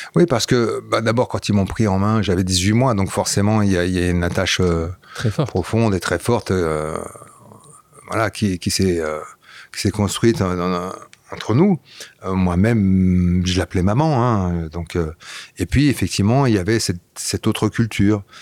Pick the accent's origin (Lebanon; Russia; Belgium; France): Belgium; about an hour from Brussels, Flanders; first language Flemish; French is a second language; moved away; c'était ma langue naturelle, c'est ma première langue. J'ai grandi là-bas, donc euh, la première langue que j'ai parlé c'était le flamand